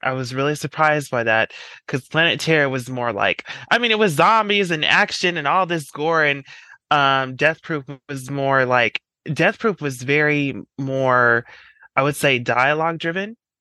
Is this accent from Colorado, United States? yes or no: yes; Colorado, United States; I'm from Colorado.